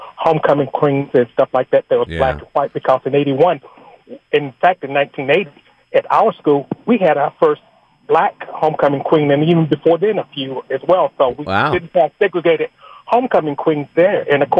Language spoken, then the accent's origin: English; Gainesville, Georgia, United States; now in Snellville, United States; Not much. I'm from Gainesville and everything like that, and I got out of school in 81